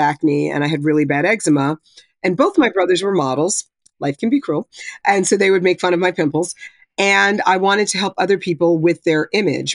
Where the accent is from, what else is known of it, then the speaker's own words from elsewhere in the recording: New Jersey, United States; where I grew up in North Jersey